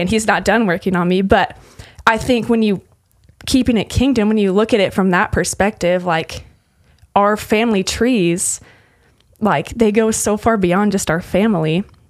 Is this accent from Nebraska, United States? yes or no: yes; Lincoln, Nebraska, United States; moved away as an adult; also born or lived in Utah / Texas; I'm from Lincoln, Nebraska originally, um, and I grew up um, doing FCA at my school. So, junior high through high school